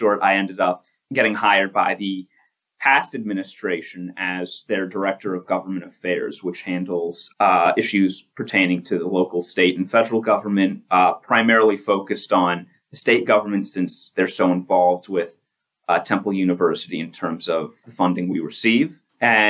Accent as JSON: {"language": "English", "town": "Bristol", "region": "Pennsylvania", "country": "United States", "said": "I am from Bristol Borough"}